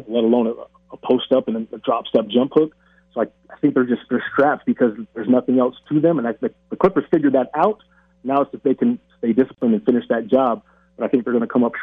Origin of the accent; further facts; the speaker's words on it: Tacoma, Washington, United States; now in Las Vegas, United States; my hometown, Tacoma Rainiers. So I rep Vegas, but I got to stick with the 253